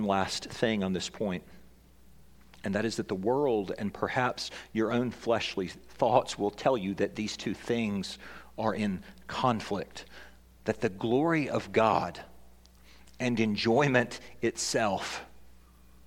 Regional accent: Tennessee, United States; I'm from Tennessee

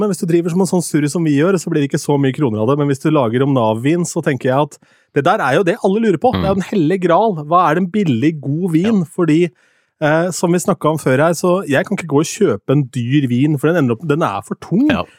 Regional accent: Askim, Østfold, Norway; moved away; lokalradioen hjemme i Askim

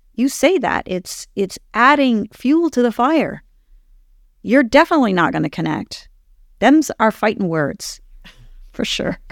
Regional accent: Ottawa, Ontario, Canada; moved away; I actually was born and raised in Ottawa

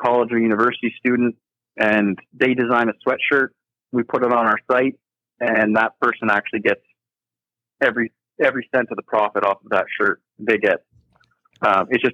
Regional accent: Kincardine, Ontario, Canada; I'm from Kincardine, Ontario, right on the Lake Huron

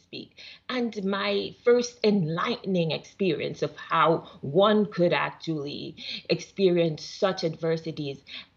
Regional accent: Jamaica; moved away; I'm originally from Jamaica.

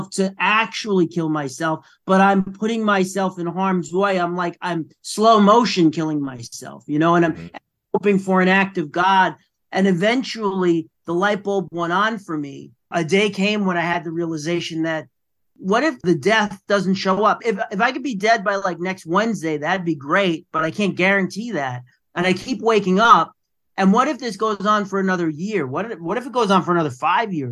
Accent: New York City, New York, United States; I am from the Bronx, New York

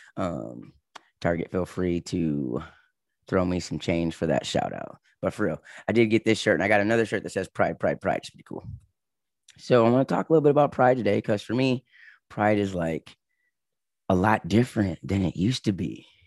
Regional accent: Michigan, United States; moved away as an adult; also born or lived in Los Angeles, California; I was from Michigan

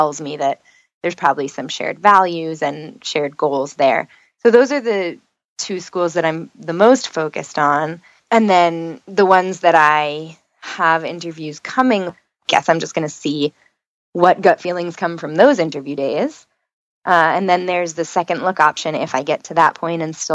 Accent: New York, United States; moved away as an adult; now in Florida, United States; I'm from New York

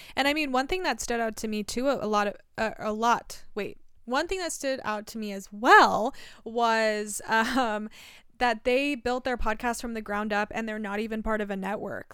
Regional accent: Southern Oregon, United States; Southern Oregon

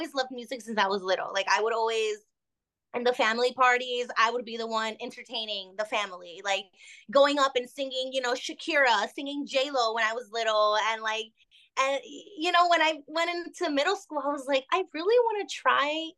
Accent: Miami, Florida, United States; also born or lived in Barquisimeto, Venezuela; I was basically raised here. I've always lived in Miami all my years.

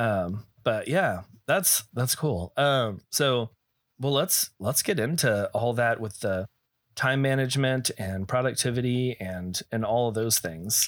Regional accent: Texas, United States; also born or lived in California; now in Arizona, United States; I am also born and raised, uh, Texas

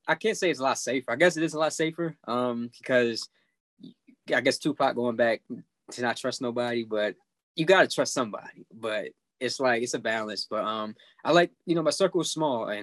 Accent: Baltimore, Maryland, United States; Baltimore because, you know, that's my hometown

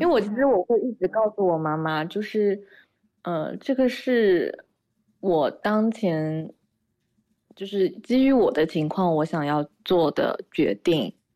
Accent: Shanghai, China; 我也在上海嘛，我们家也是上海的

